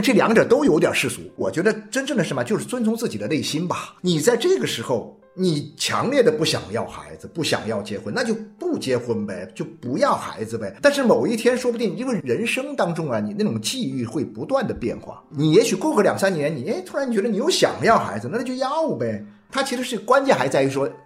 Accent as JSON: {"language": "Chinese", "region": "Jiangxi", "country": "China", "also_born_or_lived": "Xiamen", "said": "我从这个厦门大学中文系毕业以后呢，我就分配到当时的江西大学中文系教书。那时候是一九八四年的时候"}